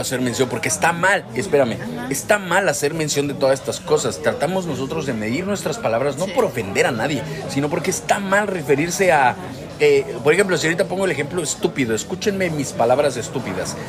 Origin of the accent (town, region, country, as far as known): Mexico; moved away